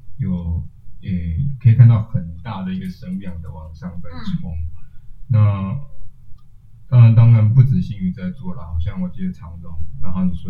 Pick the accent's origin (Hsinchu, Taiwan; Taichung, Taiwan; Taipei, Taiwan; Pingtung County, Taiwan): Taipei, Taiwan; 身为一个台北人